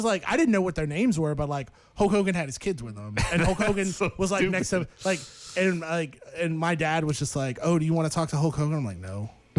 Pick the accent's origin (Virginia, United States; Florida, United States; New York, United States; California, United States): Florida, United States; St. Petersburg; Well, no, cause I'm from St. Petersburg, Florida, which is right next to, he lives in Clearwater